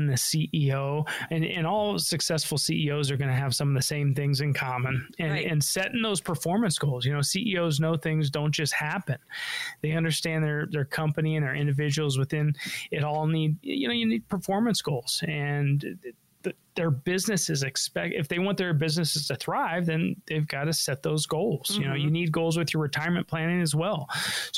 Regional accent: Denver, Colorado, United States; I was born and raised in Denver. I'm a local guy

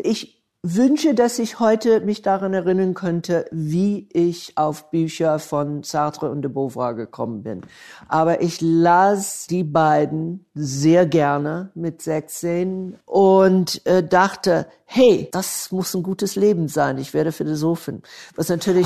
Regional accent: Atlanta, Georgia, United States; German is a second language; moved away; Ich bin im Atlanta, Georgia, im Süden geboren und aufgewachsen, mitten in der Bürgerrechtsbewegung

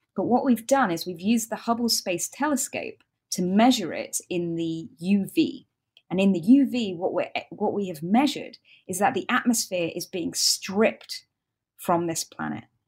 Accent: United Kingdom; accent: British; I'm British, as most of you can hear from my accent

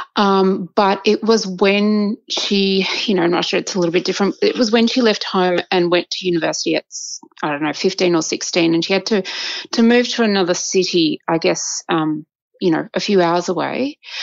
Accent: Australia; I was born in Australia, uh, and my mother and father met here as um, immigrants

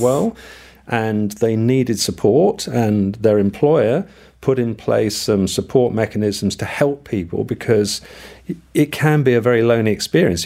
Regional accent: United Kingdom; moved away; I am British.

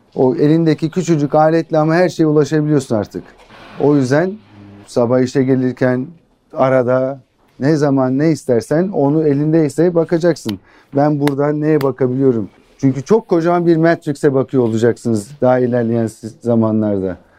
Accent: Ankara, Turkey; Ankara doğumluyum.

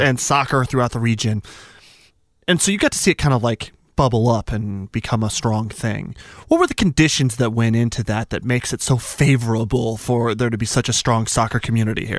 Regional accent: Albuquerque, New Mexico, United States; moved away; I'm from Albuquerque, New Mexico

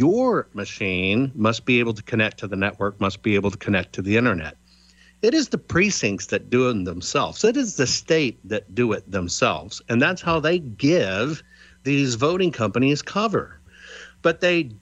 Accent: United States

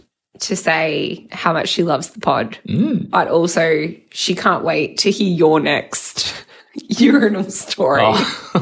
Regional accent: Sydney, New South Wales, Australia; now in Melbourne, Australia; So we're not from Melbourne.

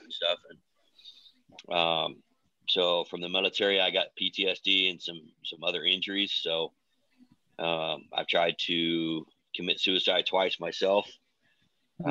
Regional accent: Oregon, United States; also born or lived in Missouri / Lebanon, Oregon; I was born in Missouri, but kind of raised in Oregon. Adopted when I was little.

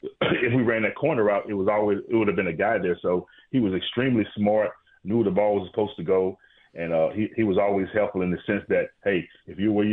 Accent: Mississippi, United States; I think being growing up in Mississippi and getting recognized in a place in Buffalo, New York

